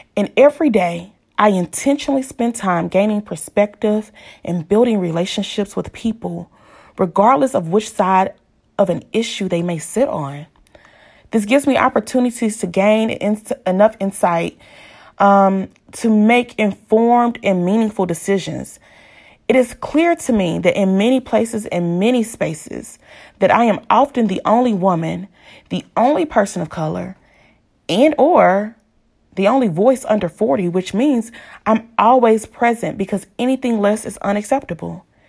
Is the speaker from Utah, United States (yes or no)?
no; Pine Bluff, Arkansas, United States; a Black woman born and raised in Pine Bluff, Arkansas